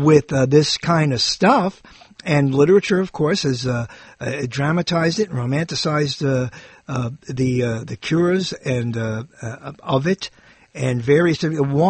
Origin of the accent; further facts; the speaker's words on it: New York City, New York, United States; when I was a kid growing up in Brooklyn